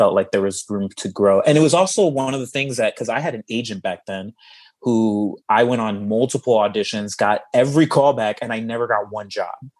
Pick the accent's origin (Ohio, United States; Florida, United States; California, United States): Florida, United States; Miami; moved away as an adult; also born or lived in Chicago / Los Angeles; I moved out there from my hometown of Miami to go to school to study theater